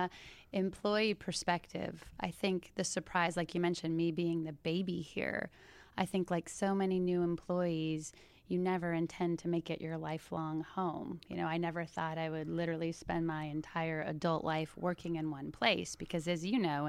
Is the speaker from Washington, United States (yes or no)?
yes; Bellevue, Washington, United States; now in Palm Beach, United States; originally I grew up in Bellevue, Washington, right outside of Seattle.